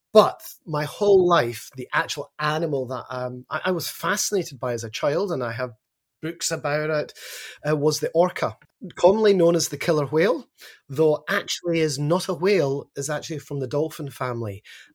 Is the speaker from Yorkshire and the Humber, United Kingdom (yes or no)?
no; Glasgow, Scotland, United Kingdom; now in Australia; It is, yes. Nearly 20 years in Australia and I haven't lost my accent at all.